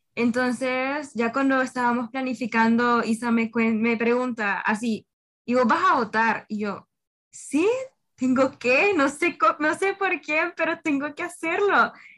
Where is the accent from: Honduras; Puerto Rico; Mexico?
Honduras; cada uno de nosotros como hondureños